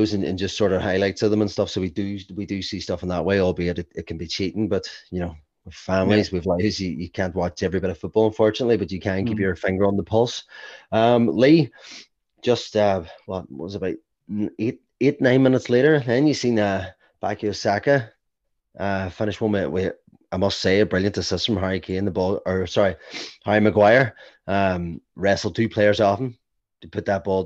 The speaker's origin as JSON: {"language": "English", "country": "Ireland", "said": "as an Irishman"}